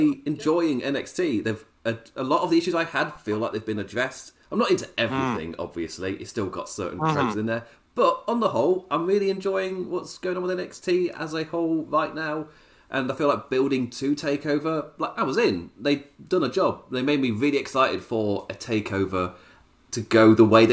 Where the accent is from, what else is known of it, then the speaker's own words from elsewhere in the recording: England, United Kingdom; as an English person